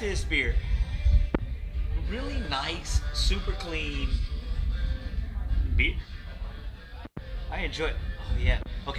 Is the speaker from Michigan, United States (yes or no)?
no; Huntsville, Texas, United States; I grew up a small town guy. Like, I grew up in Huntsville. I appreciate the one horse town right there.